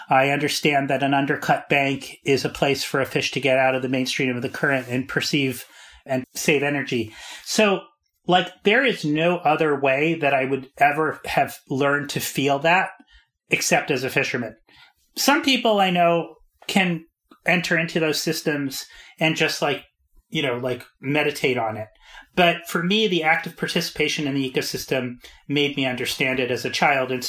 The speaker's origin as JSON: {"language": "English", "region": "Arizona", "country": "United States", "said": "No, I'm from the Southwest, Arizona."}